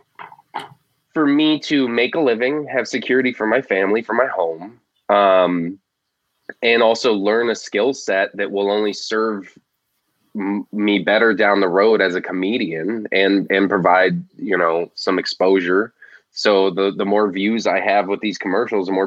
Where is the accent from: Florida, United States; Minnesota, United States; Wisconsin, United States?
Florida, United States; Florida Keys, United States; I grew up in the Florida Keys